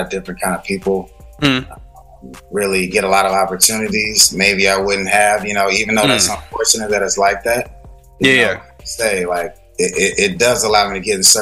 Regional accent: Dallas, Texas, United States; moved away as an adult; also born or lived in Yonkers / Brooklyn; now in New York, United States; I grew up in Texas, and I moved to New York 7 years ago

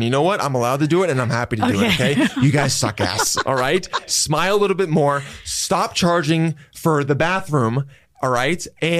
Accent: United States; growing up in the States

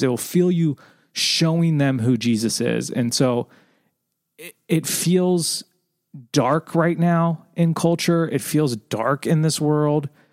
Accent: Southern California, United States; I was born in Southern California, we had a pool in our backyard.

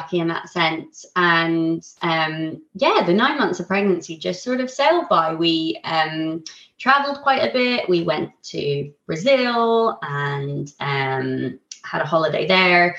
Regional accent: Ireland; now in Isle of Wight, United Kingdom; I'm Irish

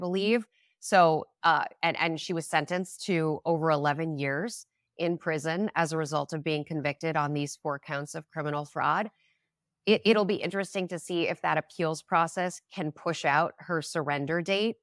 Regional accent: Minnesota, United States; moved away; I grew up in Minnesota

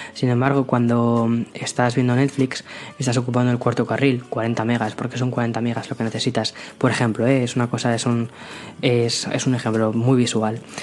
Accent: Madrid, Community of Madrid, Spain; moved away as an adult; now in San Antonio, United States; yo crecí en Madrid, eh, tengo, tengo 27 años, crecí en Madrid, he vivido siempre en España

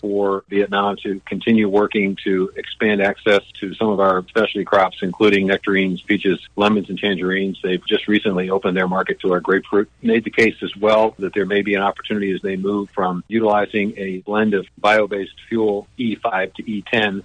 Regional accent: Tornado Alley, Great Plains, United States; growing up in Tornado Alley

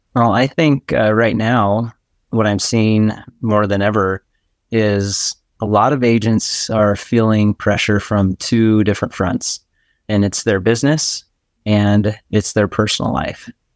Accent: Boise, Idaho, United States; I live in Boise, Idaho

